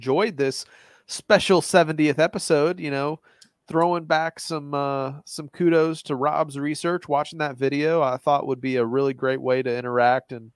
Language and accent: English; Gatlinburg side of Nashville, Tennessee, United States; I'm from the Gatlinburg side of Nashville